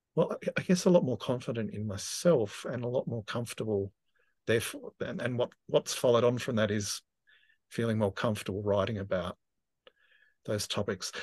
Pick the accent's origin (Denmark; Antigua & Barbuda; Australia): Australia; Tasmania; moved away as an adult; also born or lived in Victoria; I grew up in Tasmania, and I left at eighteen and moved to, um, you know, just across a body of water to Victoria.